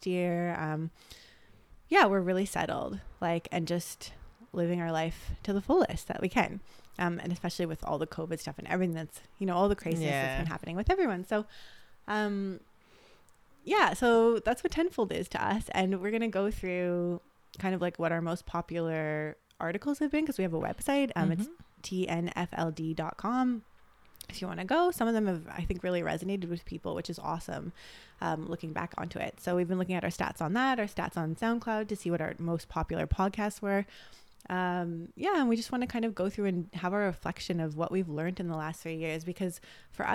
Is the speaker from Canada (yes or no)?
yes; Toronto, Ontario, Canada; moved away as an adult; now in Gold Coast, Australia; we're two sisters, half Japanese, half Serbian from Canada. We grew up in Toronto.